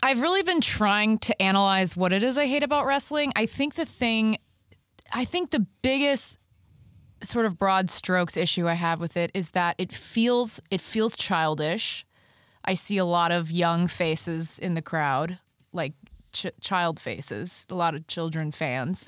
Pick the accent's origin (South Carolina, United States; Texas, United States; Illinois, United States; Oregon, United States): Texas, United States; Dallas; I grew up in Texas, And, um, I grew up in Dallas